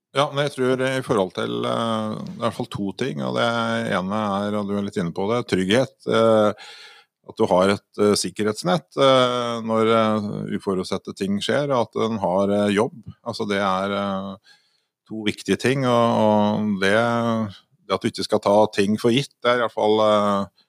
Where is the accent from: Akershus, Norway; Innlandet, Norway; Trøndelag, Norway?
Innlandet, Norway; Elverum; jeg kommer jo fra Elverum